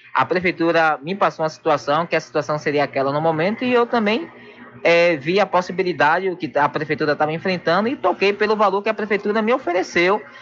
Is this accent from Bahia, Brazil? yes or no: yes; São Félix, Bahia, Brazil; eu me sinto travado na cidade onde eu nasci